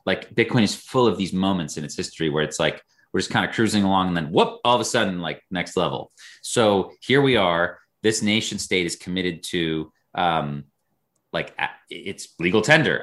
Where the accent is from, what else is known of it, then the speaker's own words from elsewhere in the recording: United States; as an American